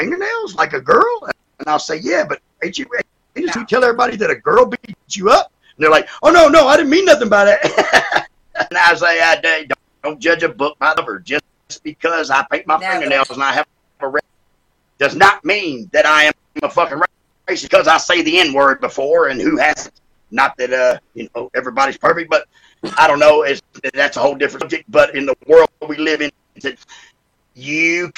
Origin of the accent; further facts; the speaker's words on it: Sydney, New South Wales, Australia; moved away; I was born in Sydney, Australia